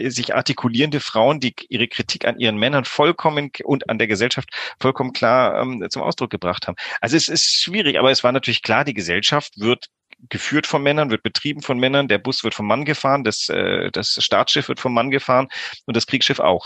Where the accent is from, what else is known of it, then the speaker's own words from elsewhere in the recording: Greece; now in Hamburg, Germany; ich bin auch in Griechenland groß geworden